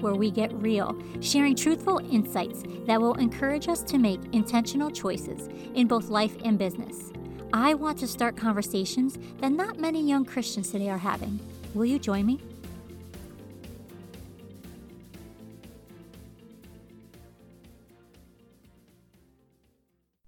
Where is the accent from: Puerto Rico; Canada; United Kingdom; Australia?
Puerto Rico; my upbringing with being, you know, Puerto Rican